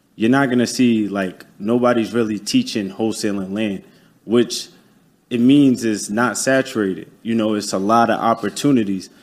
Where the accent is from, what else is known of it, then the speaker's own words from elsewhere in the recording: New York City, New York, United States; moved away as an adult; now in Tampa, United States; I'm from Staten Island, New York you know, born and raised. I'm based out in Tampa, Florida now